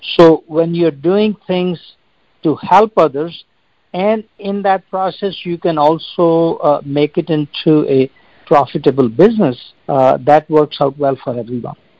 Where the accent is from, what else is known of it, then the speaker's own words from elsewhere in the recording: India; moved away; I grew up in India